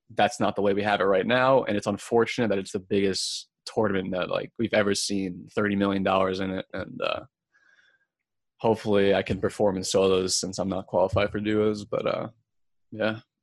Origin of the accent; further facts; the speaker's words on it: Long Island, New York, United States; I'm from Long Island, New York